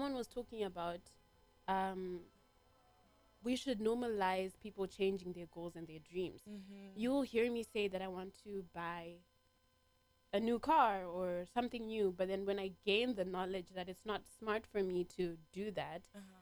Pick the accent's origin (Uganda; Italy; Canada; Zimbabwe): Zimbabwe; I'm from Zimbabwe